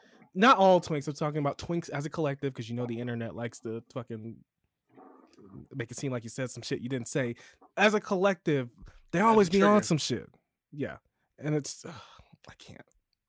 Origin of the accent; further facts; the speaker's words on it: Chicago, Illinois, United States; accent: Chicago; My Chicago accent only comes out like when I'm drunk for the most part, or like when I'm really mad.